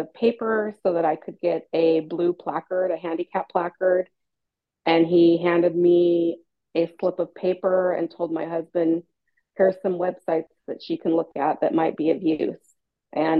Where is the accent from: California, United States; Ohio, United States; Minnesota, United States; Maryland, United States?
California, United States; San Francisco Bay Area; I'm from the San Francisco Bay Area in California, born and raised.